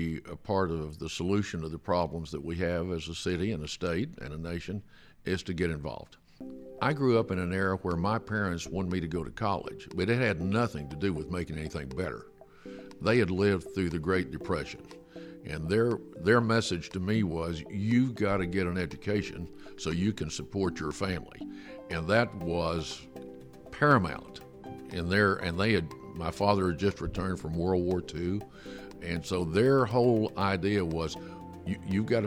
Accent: Alva, Oklahoma, United States; my hometown in Alva.

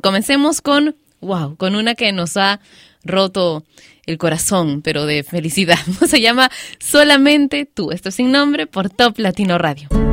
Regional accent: Peru; en mi país lo ha sido, Perú

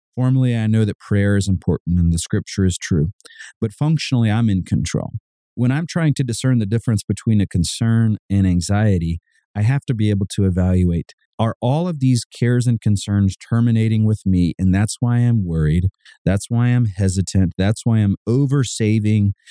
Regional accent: Savannah, Georgia, United States; Growing up in Savannah, Georgia, we lived just across the street from a cul de sac

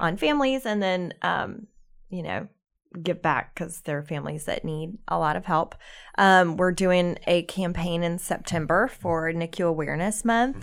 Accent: South Carolina, United States; now in Charlotte, United States; we're both from South Carolina

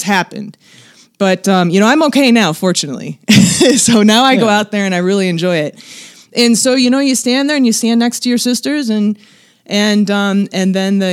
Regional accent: Detroit, Michigan, United States; now in Nevada, United States; I'm originally from Detroit

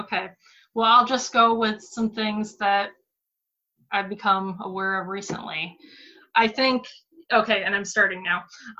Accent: Michigan, United States; born or raised there

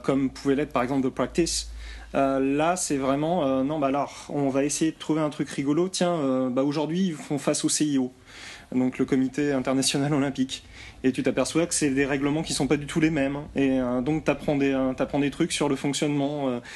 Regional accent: France; je suis français

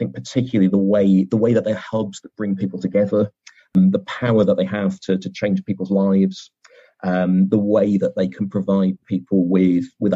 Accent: Bristol, South West England, United Kingdom; Bristol, in my hometown where I grew up.

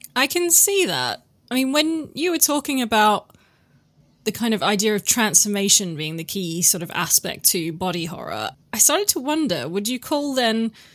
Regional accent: Western Australia, Australia; I'm from Western Australia

